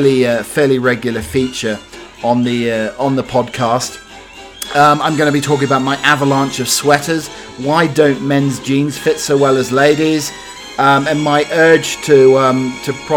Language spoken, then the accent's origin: English; United Kingdom; I'm indeed a British butler